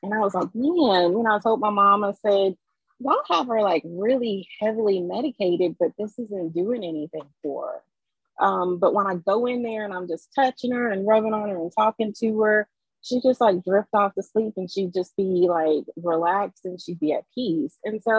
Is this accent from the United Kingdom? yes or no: no; Germany; moved away; also born or lived in Lafayette, United States; So I was born in Lafayette. I'm a military brat. So when I was three, my parents moved to East Germany.